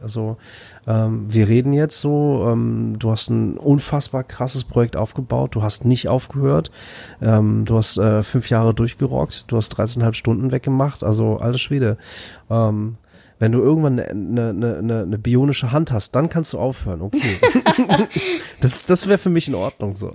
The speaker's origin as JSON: {"language": "German", "town": "Bad Oeynhausen", "region": "North Rhine-Westphalia", "country": "Germany", "tie": "born or raised there", "also_born_or_lived": "Flensburg", "said": "ich bin in Flensburg geboren und dann in Bad Oeynhausen groß geworden"}